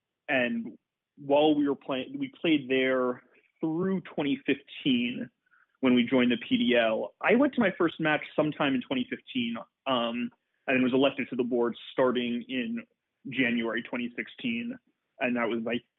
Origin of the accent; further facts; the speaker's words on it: New York, United States; moved away as an adult; also born or lived in Detroit; now in San Francisco, United States; I'm not from San Francisco. I'm from New York. And before I moved here, I was living in Detroit